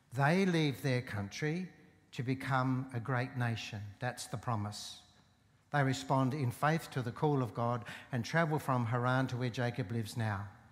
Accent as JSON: {"language": "English", "town": "Port Augusta", "region": "South Australia", "country": "Australia", "tie": "born or raised there", "said": "I grew up in Port Augusta"}